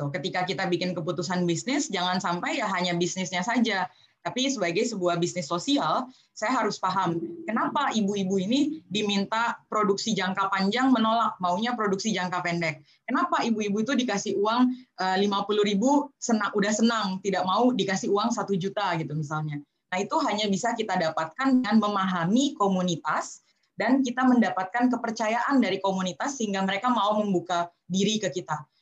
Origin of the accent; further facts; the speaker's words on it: Jakarta, Indonesia; Saya sendiri uh, orang NTT tetapi lahir besar di Jakarta.